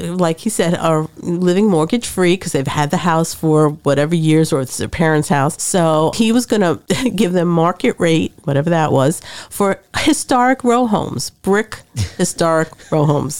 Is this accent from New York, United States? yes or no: yes; New York City, New York, United States; moved away as an adult; now in Trenton, United States; I'm from New York, Brooklyn